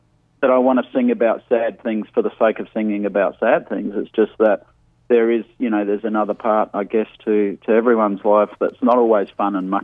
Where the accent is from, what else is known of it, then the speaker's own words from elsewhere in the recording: Adelaide, South Australia, Australia; moved away; I'm obviously from Adelaide originally, and I've come back last year in December